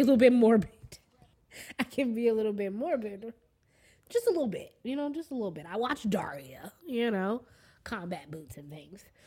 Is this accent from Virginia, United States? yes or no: no; Washington, District of Columbia, United States; I'm from D.C. proper. Proper. I was born and mm-hmm. raised here. Born in Washington Hospital Center